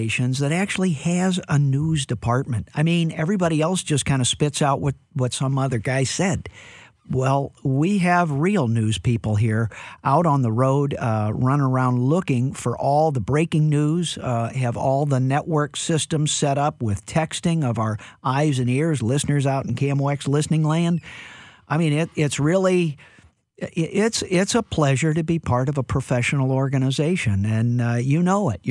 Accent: St. Louis, Missouri, United States; I'm from St. Louis

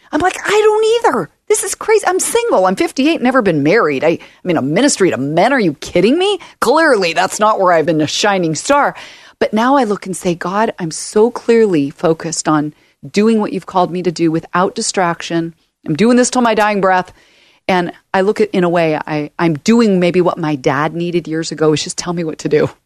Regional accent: Portland, Oregon, United States; also born or lived in Oakland, California; I was born in Oakland, California, moved up here to Portland when I was ten

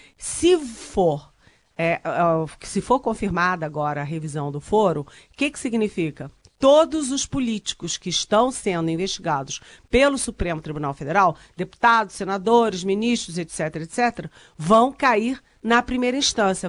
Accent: Rio de Janeiro, Brazil; moved away; eu sou carioca, minha mãe mora no Rio, meu irmão mora no Rio

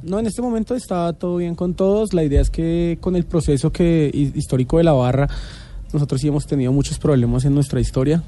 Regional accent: Bogotá, Colombia; somos rolos bogotanos al 100%

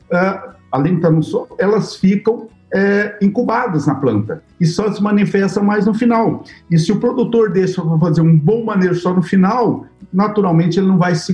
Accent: Luís Eduardo Magalhães, Bahia, Brazil; Eu venho de uma região de Luiz Eduardo Magalhães, por exemplo, que lá é, é, é, é fundamental que eu faça um bom perfil de solo, porque nós temos a tal da estiagem lá.

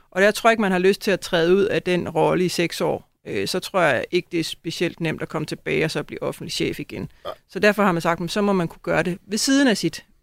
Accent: Næstved, Zealand, Denmark; så jeg skal tilbage og arbejde lidt i Næstved Kommune, hvor jeg kommer fra.

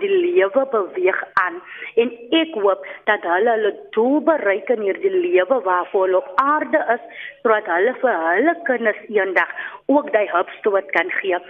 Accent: Cape Town, Western Cape, South Africa; Ek is van Oceanview hier in die diep suide

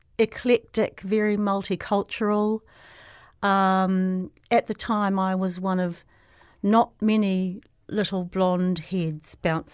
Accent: Ponsonby, Auckland, New Zealand; So I went to Ponsonby Primary School.

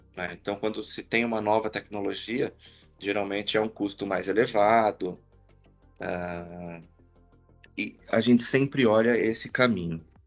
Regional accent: Santo André, São Paulo, Brazil; Eu sou de Santo André, né? Eu sou do ABC Paulista

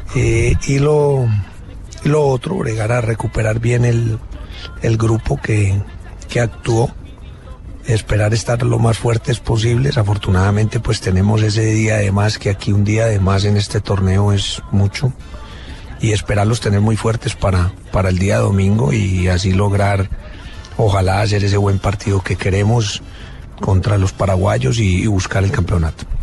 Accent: Colombia; como decimos en Colombia

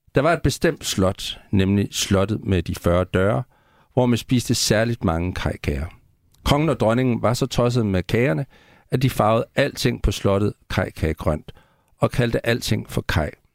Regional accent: Central Jutland, Central Denmark Region, Denmark; i Midtjylland, hvor jeg voksede op, der var det et helt normalt ord

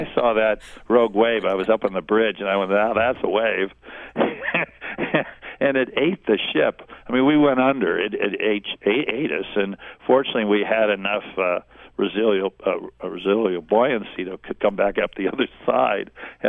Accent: San Diego, California, United States; also born or lived in Los Angeles; I grew up in San Diego and then later Los Angeles, when my father was heading up the Minuteman missile program in the 50s and 60s.

